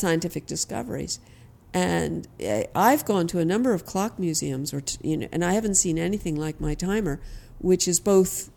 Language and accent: English; New York City, New York, United States; Here in Manhattan. So I grew up on East 88th in York and First